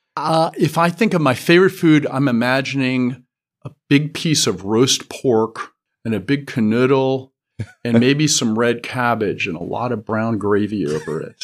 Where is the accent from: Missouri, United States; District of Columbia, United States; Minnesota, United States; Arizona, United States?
District of Columbia, United States; Washington; moved away as an adult; also born or lived in Pittsburgh, Pennsylvania / California; now in Frankfurt, Germany; we moved to Washington when I was four years old. So I grew up in Washington, D.C.